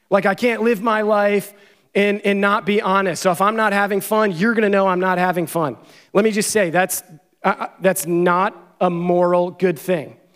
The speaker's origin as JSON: {"language": "English", "region": "Pennsylvania", "country": "United States", "tie": "born or raised there", "said": "I think 17 hours from where I grew up in Pennsylvania."}